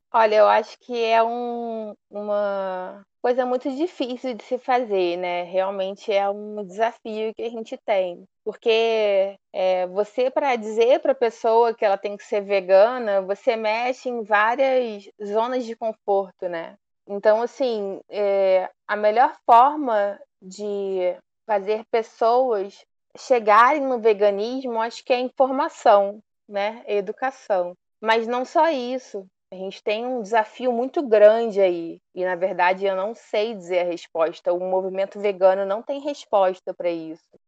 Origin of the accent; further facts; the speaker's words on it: Volta Redonda, Rio de Janeiro, Brazil; Eu fui criada em Volta Redonda, interior do estado do Rio.